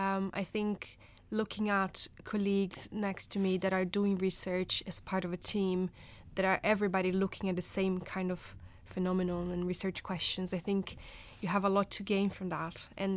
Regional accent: Brazil; moved away as an adult; now in United Kingdom; I am from Brazil originally. I'm a nurse by background, and I came to the UK in 2013 to do my PhD.

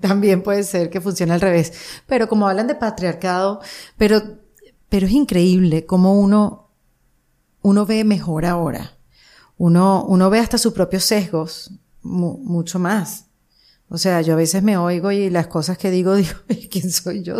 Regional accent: Venezuela; moved away; Como inmigrante venezolana

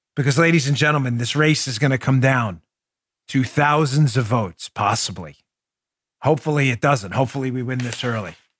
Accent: Florida, United States; my home state of Florida

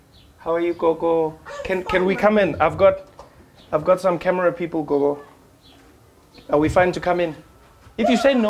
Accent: South Africa; moved away; they're hosting a concert in my home country, South Africa.

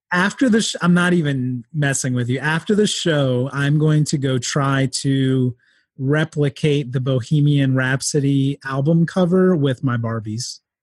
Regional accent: near Philadelphia, Pennsylvania, United States; I grew up near Philadelphia

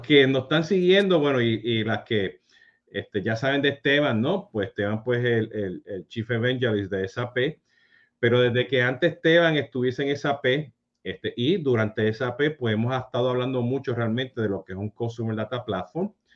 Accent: Puerto Rico; nosotros siendo puertorriqueños

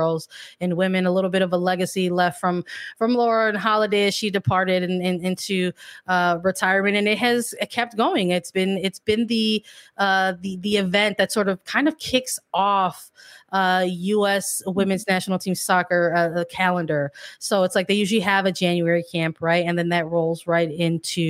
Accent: United States

